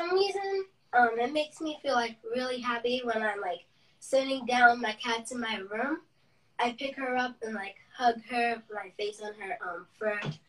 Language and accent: English; Massachusetts, United States; I'm 9 years old, and I was born and raised in Massachusetts.